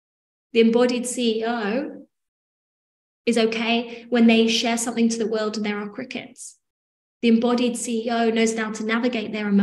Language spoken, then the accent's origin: English; England, United Kingdom; I'm English